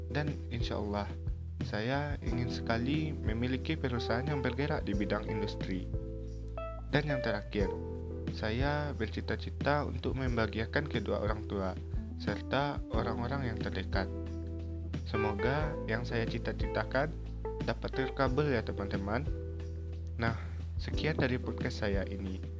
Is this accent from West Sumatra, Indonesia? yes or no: yes; Bukittinggi, West Sumatra, Indonesia; born there; Saya lahir di Bukit Tinggi pada 18 September 2002.